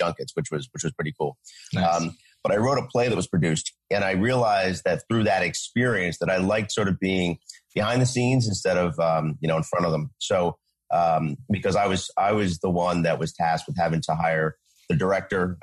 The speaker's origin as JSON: {"language": "English", "town": "Philadelphia", "region": "Pennsylvania", "country": "United States", "said": "I was from the Philadelphia area originally"}